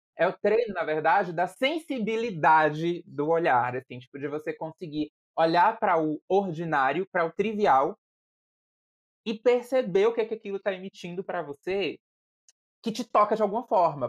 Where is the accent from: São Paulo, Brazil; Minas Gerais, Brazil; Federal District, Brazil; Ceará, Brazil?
Federal District, Brazil; Brasília; also born or lived in Piauí; sou piauiense, mas com alma totalmente brasiliense, porque eu vim do Piauí para Brasília com três ou quatro anos de idade, nunca mais voltei ao Piauí